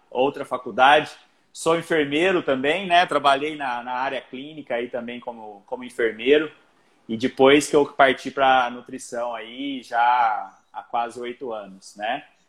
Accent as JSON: {"language": "Portuguese", "town": "Barretos", "region": "São Paulo", "country": "Brazil", "said": "sou de Barretos"}